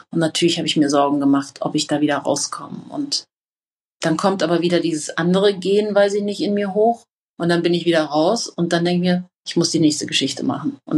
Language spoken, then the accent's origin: German; Iran; also in ihren Augen bin ich Iranerin und habe quasi als Deutsche kein Recht und auch keine konsularische Betreuungsmöglichkeit dann durch die deutsche Botschaft